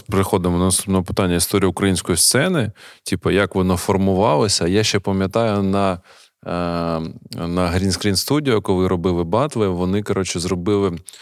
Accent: Kharkiv, Kharkiv Oblast, Ukraine; як харків'янин

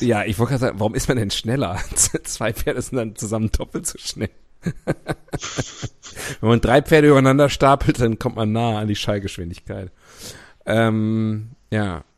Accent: North Rhine-Westphalia, Germany; mein Heimatbundesland Nordrhein-Westfalen

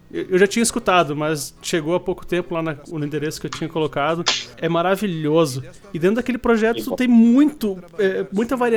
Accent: Brazil; A gente é brasileiro.

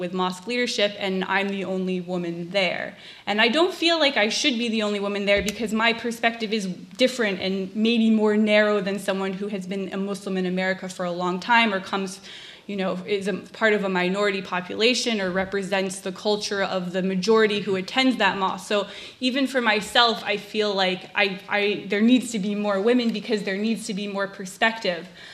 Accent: Massachusetts, United States; first language English; I'm a liberal white lady from Massachusetts

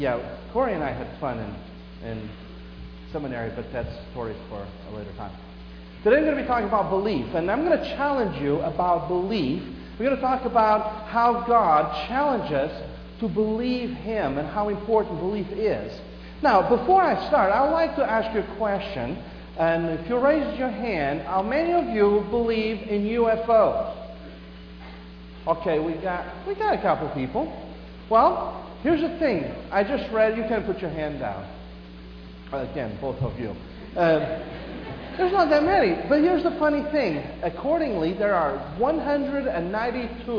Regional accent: Portugal; moved away; I grew up in Portugal

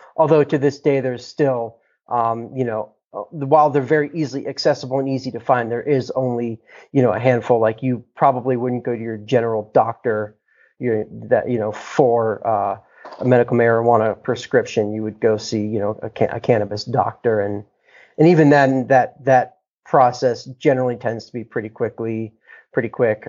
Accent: Boulder, Colorado, United States; I'm from Boulder, Colorado, uh, born and raised

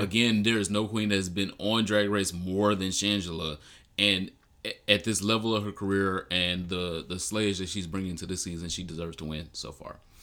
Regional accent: Detroit, Michigan, United States; I'm from Detroit

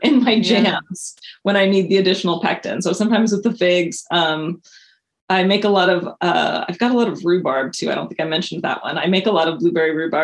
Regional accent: Montana, United States; moved away as an adult; now in Portland, United States; I moved out here right after my 18th birthday. I grew up in Montana.

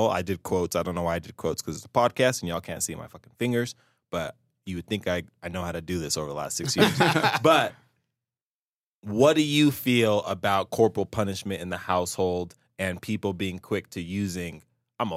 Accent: Salt Lake City, Utah, United States; I grew up in Salt Lake. I was a city kid.

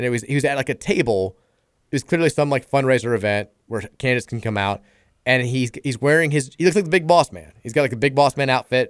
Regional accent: Elizabethtown, United States; Terrence, I'm from Elizabethtown, and I have a lot of family there.

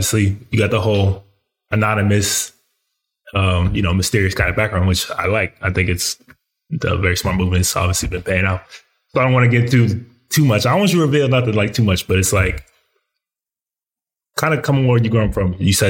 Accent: Colorado Springs, Colorado, United States; I went to high school in Colorado.

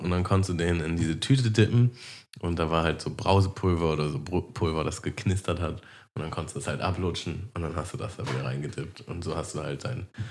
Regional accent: Hamburg, Germany; bei uns in Harburg gab es noch einen Kiosk

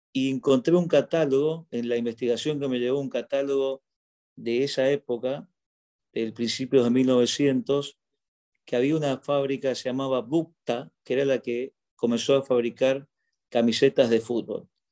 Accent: Argentina; moved away as an adult; also born or lived in Egypt; now in Doha, Qatar; me fui de Argentina el año 2002, bueno, por razones que todos sabemos, la crisis económica en nuestro país

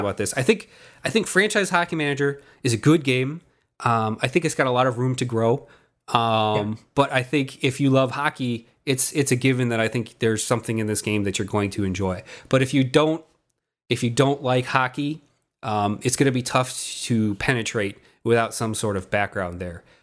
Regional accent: Chicago, Illinois, United States; we're we're roughly the same age, and we came from the Chicagoland area

